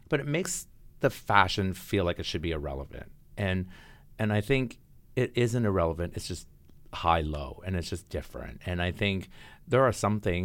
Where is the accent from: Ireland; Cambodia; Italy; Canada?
Canada; Toronto, Ontario; moved away as an adult; now in New York, United States; growing up as a kid in Toronto